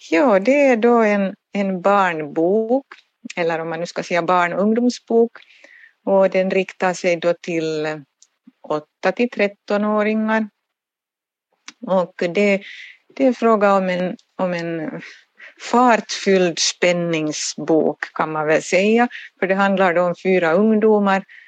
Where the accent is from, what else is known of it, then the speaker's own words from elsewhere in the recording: Turku, Southwest Finland, Finland; jag är själv Åbobo och, och har alltid bott här i Åbo